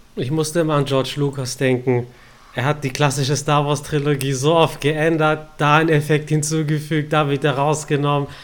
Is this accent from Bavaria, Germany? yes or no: no; Stuttgart, Baden-Württemberg, Germany; Ich als Stuttgarter